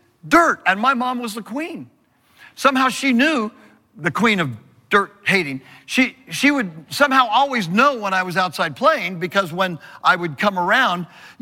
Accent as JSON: {"language": "English", "region": "Southern California", "country": "United States", "tie": "born or raised there", "said": "I was raised in Southern California next to this big open field"}